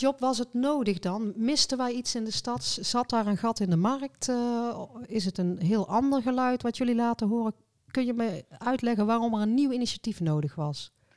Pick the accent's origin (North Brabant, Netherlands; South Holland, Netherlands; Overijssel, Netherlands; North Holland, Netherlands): North Brabant, Netherlands